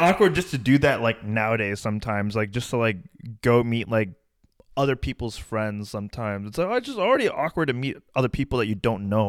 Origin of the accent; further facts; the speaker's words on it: United States; also born or lived in India; I grew up and I was born in America and, like, I went to high school here